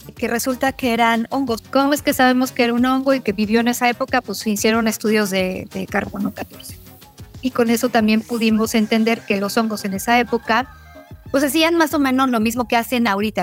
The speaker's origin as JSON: {"language": "Spanish", "country": "Mexico", "said": "como mexicanas, como mexicanos, donde sabemos que tenemos un país megadiverso"}